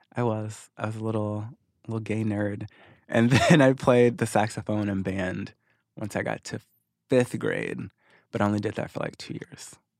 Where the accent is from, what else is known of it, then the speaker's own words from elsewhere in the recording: Missouri, United States; moved away as an adult; also born or lived in Arkansas; now in Los Angeles, United States; I moved to Missouri when I was six, and then I was there ever since until about two and a half years ago when I moved to LA.